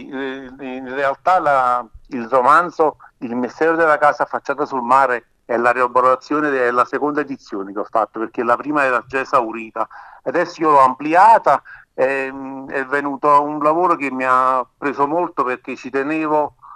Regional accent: Campania, Italy; un giovane pescatore della penisola sorrentina, la mia terra, in provincia di Napoli

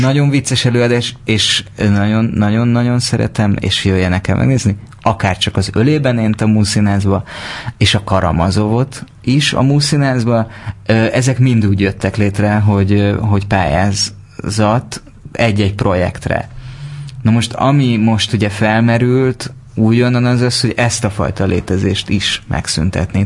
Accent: Siklós, Baranya, Hungary; én délbaranyai vagyok

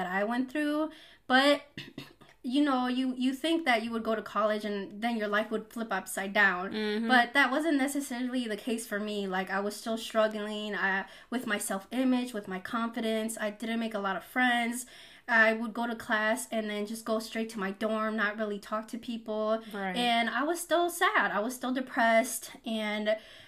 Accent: a small town in Wisconsin, United States; also born or lived in Mexico City, Mexico; I was born in Mexico City, and I moved to a small town in Wisconsin when I was 2 years old

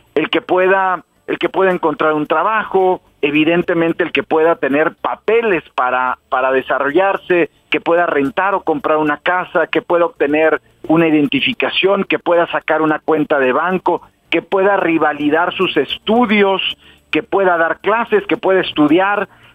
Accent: Mexico; como mexicanos

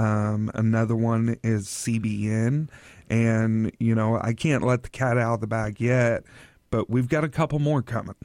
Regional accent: Oklahoma, United States; now in Tri-Cities, United States; I'm from Oklahoma

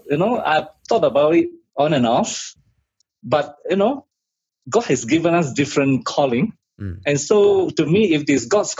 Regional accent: Malaysia; moved away as an adult; also born or lived in India / United Kingdom / Nepal / Zambia; now in Uganda; Well, I'm from Malaysia, and I graduated in India from Christian Medical College. Then I went to UK to do my surgery.

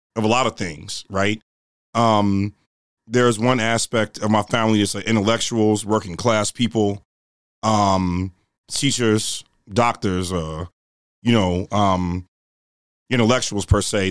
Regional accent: Chicago, Illinois, United States; I grew up in, um, Woodlawn, in the Woodlawn community. Uh, that's east of the Dan Ryan, the south side of Chicago

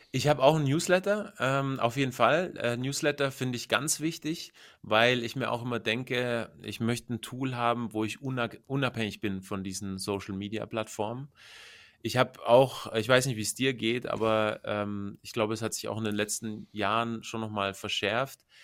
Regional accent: Bavaria, Germany; Ich komme aus Bayern, also ich lebe in, ähm, in der Nähe von, also zwischen München und Augsburg

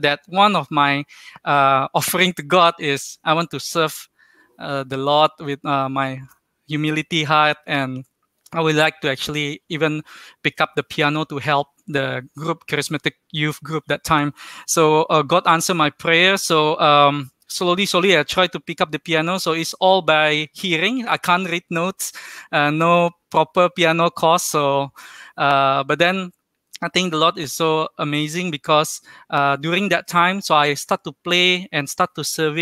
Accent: Jakarta, Indonesia; moved away as an adult; also born or lived in Kuching, Malaysia; now in Kuala Lumpur, Malaysia; I'm originally from Jakarta, Indonesia. So, basically, already stay in Malaysia more than 13 years.

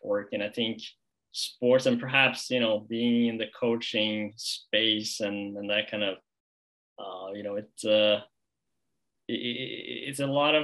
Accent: Norway; I'm from Norway

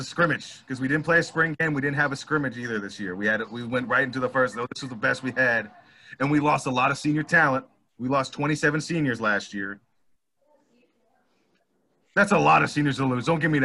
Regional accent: Forsyth, Georgia, United States; West Forsyth. From my hometown, not my alma mater, but my hometown

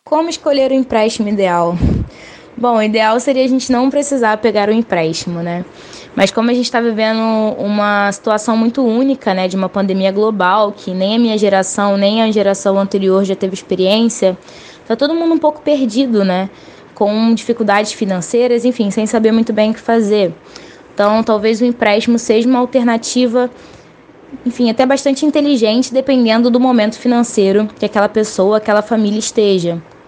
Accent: Rio de Janeiro, Brazil; sou carioca, de 24 anos

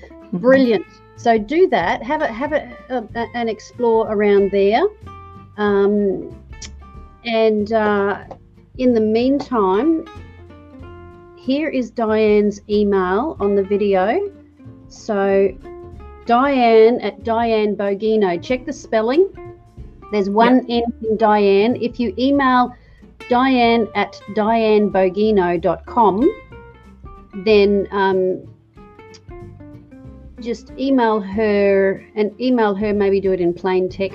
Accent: Australia; me being an Aussie

